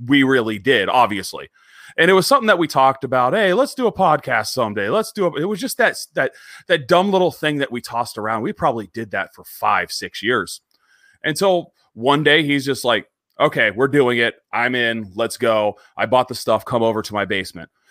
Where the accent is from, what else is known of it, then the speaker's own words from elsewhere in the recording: Erie, Pennsylvania, United States; I grew up in Northwestern Pennsylvania